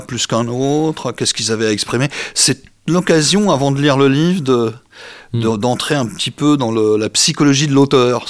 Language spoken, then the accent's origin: French; France; on est des Français